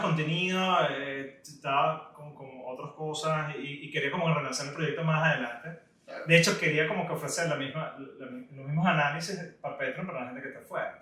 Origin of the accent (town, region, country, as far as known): Venezuela